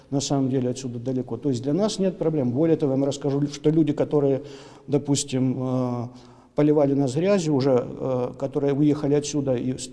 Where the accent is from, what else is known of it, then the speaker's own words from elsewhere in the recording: Ukraine; Я украинец. Я украинец, который воспитан в украинстве.